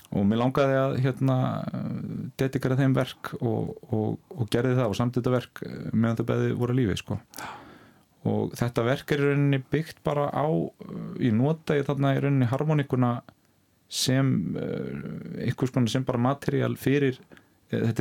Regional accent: Ísafjörður, Westfjords, Iceland; ég er sjálfur frá Ísafyrði

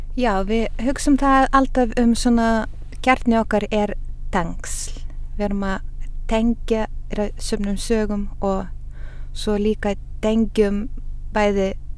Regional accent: Utena, Lithuania; now in Ísafjörður, Iceland; Ég er frá Litáin

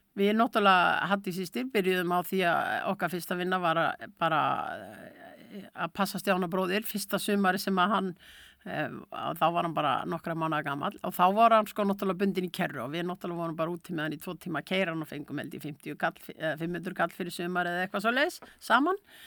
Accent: Akureyri, Northeastern Region, Iceland; borin á Baltfætti hérna á Akureyri

